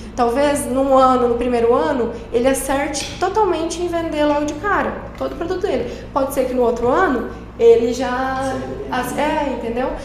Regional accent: Lucas do Rio Verde, Mato Grosso, Brazil; also born or lived in Pelotas, Rio Grande do Sul; retornei à minha cidade natal para trabalhar

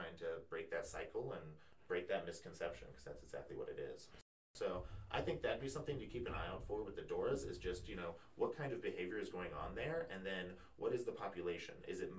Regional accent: Lebanon, Midwest, United States; here in Lebanon. Some have been around for a long, long time. And growing up in Lebanon, you know, I'm, you know, honestly always happy to support local businesses.

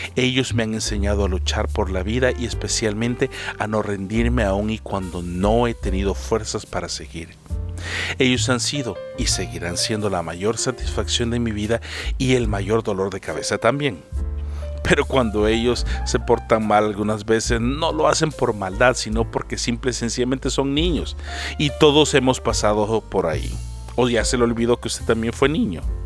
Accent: El Salvador; moved away as an adult; now in Canada; Salí de El Salvador y no sabía nada de inglés.

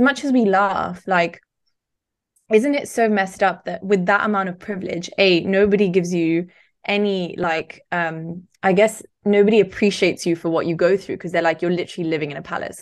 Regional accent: Barcelona, Catalonia, Spain; now in United Kingdom; growing up in Spain, it is in many ways similar to growing up in the U K

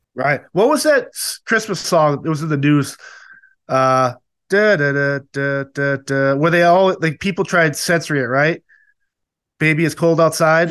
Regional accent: Massachusetts, United States; I was born and raised in Massachusetts

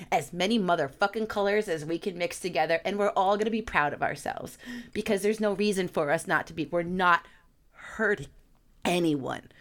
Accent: New York, United States; I'm a New Yorker

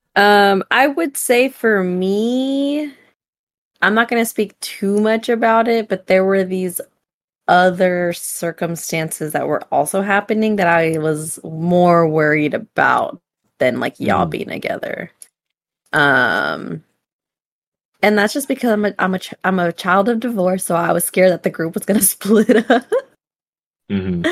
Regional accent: California, United States; we're from California

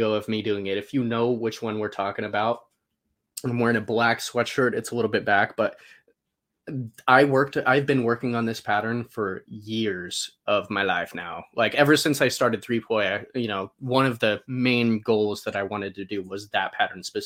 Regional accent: Salt Lake City, Utah, United States; now in Boise, United States; I grew up in Salt Lake City, but Boise, Idaho is where I'm currently living.

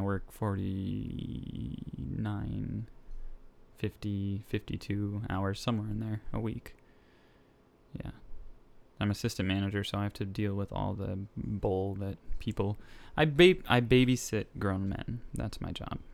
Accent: Nicaragua; moved away; I am from Nicaragua.

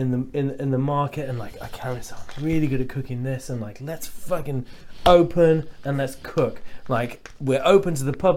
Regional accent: Lincolnshire, East Midlands, United Kingdom; moved away; I'm from Lincolnshire, which is just like a load of white fucking stupid racist idiots and farms.

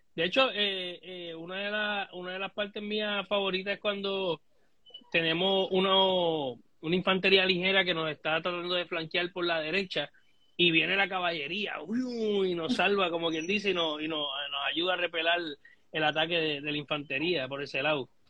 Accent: Puerto Rico; nosotros como puertorriqueños

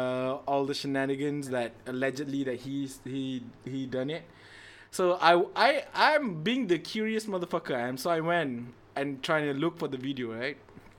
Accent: Malaysia; as a Malaysian, as a human being, as a Malay, as a born Muslim

